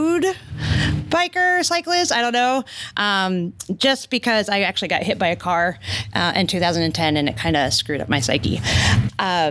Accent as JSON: {"language": "English", "region": "Maine", "country": "United States", "moved": "yes", "said": "we're both Yankees, so we're from New England. I'm from Maine originally"}